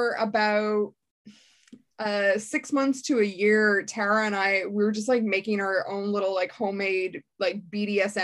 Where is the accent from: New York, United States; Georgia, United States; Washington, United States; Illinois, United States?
Washington, United States; Seattle; moved away as an adult; now in Dublin, Ireland; I'm from Seattle originally